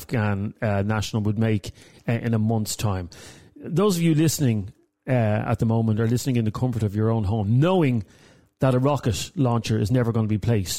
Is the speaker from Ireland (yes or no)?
yes; Ireland; For us as Irish people, it's a bit rich to talk about terrorism. I mean, we've produced more terrorists than a lot of countries.